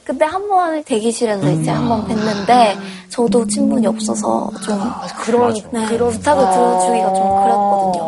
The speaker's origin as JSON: {"language": "Korean", "region": "Busan", "country": "South Korea", "tie": "born or raised there", "said": "일단 저는 이제 고향이 부산인데"}